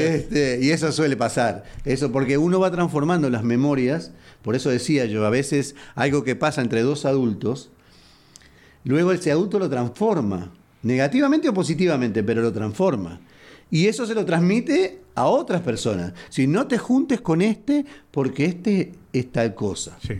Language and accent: Spanish; Uruguay; now in Houston, United States